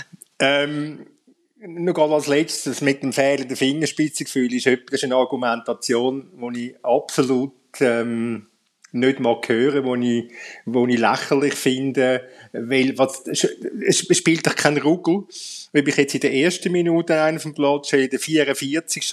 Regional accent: Zurich, Switzerland; als Zürcher

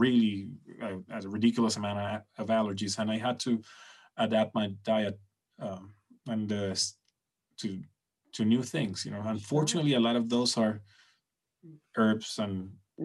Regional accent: Venezuela

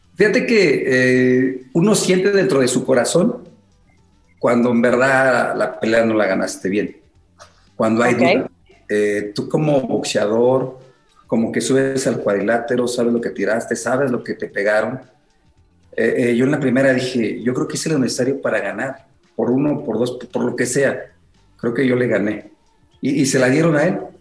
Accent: Mexico City, Mexico; yo soy de Iztacalco, de los picos Iztacalco, allá en la Ciudad de México. Eh, diario nos teníamos que pelear dos o tres veces en la escuela

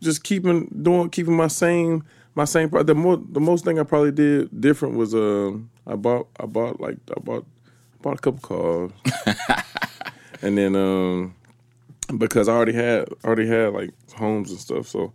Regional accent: Atlanta, Georgia, United States; when I was from Atlanta

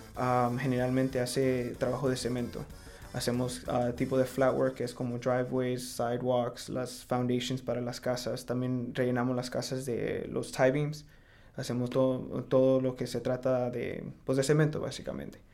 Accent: Fort Myers, Florida, United States; nací en Fort Myers, ah, de padres mexicanos

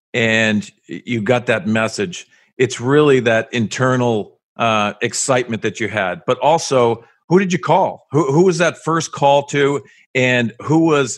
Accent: Boston, Massachusetts, United States; I grew up in Boston

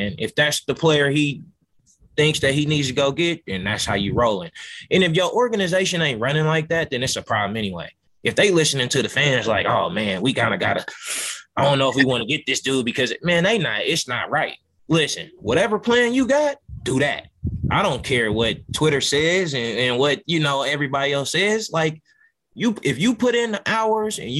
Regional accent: Oakland, California, United States; moved away; I'm from Oakland

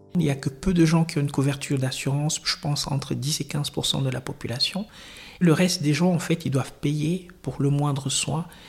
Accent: Cameroon; now in Switzerland; Je suis originaire du Cameroun

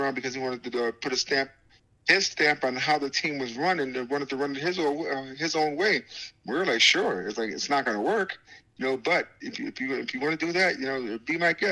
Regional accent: Syracuse, New York, United States; I'll still be right here because it's my hometown, and my home city

